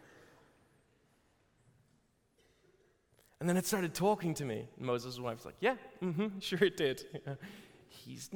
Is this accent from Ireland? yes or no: yes; Ireland; I'm Irish